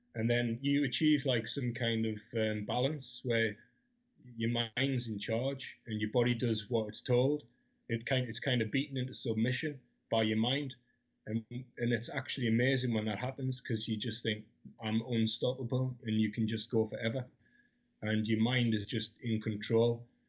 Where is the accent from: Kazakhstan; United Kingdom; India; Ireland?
United Kingdom; Newcastle upon Tyne, North East England; I grew up in Newcastle, 12 to 16